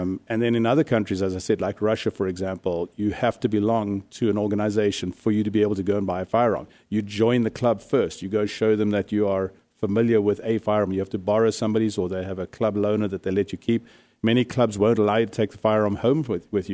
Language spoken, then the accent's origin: English; South Africa; now in Arizona, United States; I come from South Africa, which is probably one of the harshest gun control countries in the world